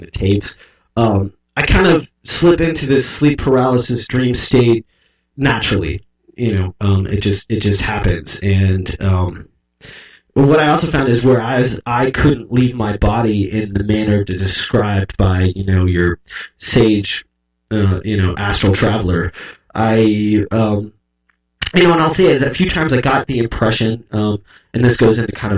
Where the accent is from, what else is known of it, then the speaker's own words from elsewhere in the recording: suburban Ohio, United States; growing up in Western culture, you know, in suburban Ohio, where I spent a lot of my childhood